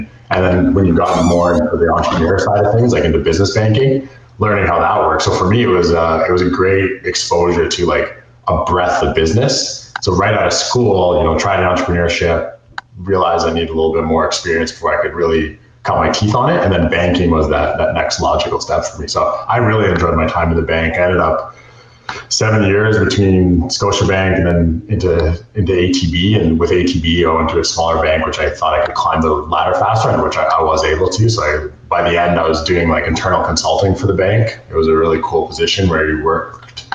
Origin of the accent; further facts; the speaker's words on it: Edmonton, Alberta, Canada; I grew up here in Edmonton